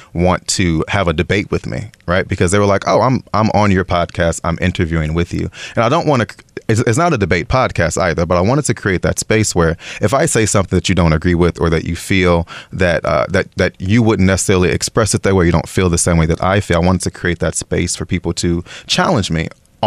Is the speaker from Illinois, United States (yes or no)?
yes; Chicago, Illinois, United States; moved away as an adult; now in Taiwan; I'm originally from Chicago, Illinois.